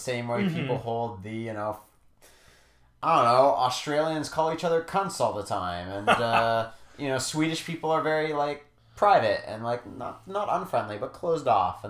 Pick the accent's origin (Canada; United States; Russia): Canada; I'm Canadian